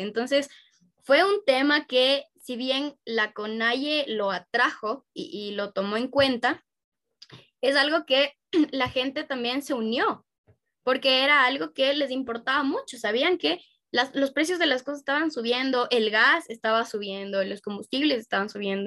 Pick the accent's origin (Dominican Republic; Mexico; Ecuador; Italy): Ecuador; en Ecuador al menos nosotros ya teníamos una ideología demócrata cristiana